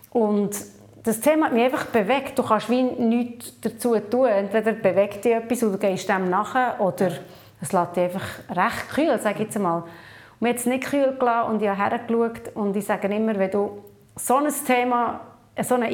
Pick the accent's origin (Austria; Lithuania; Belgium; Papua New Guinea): Papua New Guinea; also born or lived in Switzerland; now in Tel Aviv, Israel; Aufgewachsen bin ich in Papua-Neuguinea als Mission Kid. 20 Jahre in der Schweiz gelebt und jetzt eben knapp neun Jahre in Tel Aviv.